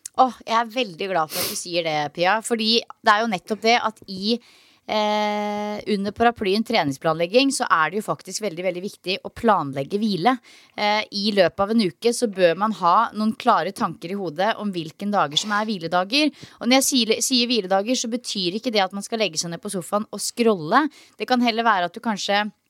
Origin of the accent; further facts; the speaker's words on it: Norway; now in Australia; hjemme i Norge